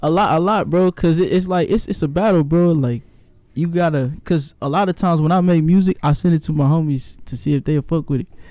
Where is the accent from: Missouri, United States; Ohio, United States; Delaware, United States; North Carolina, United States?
Missouri, United States; Kansas City; now in San Diego, United States; I'm from Kansas City. I'm a city boy